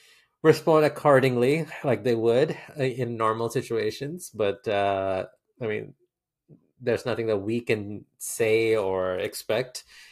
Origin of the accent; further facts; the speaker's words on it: India; I can finally say as an Indian cricket fan, now I've seen it all.